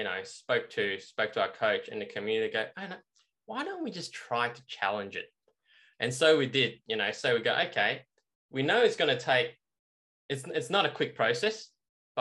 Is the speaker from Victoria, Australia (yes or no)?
yes; Melbourne, Victoria, Australia; we're from Melbourne, you know, so inner city.